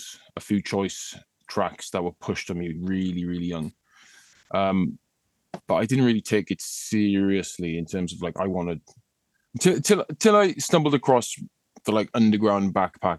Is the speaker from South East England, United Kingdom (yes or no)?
no; Llandeilo and Ammanford, Wales, United Kingdom; Llandilo and Armaford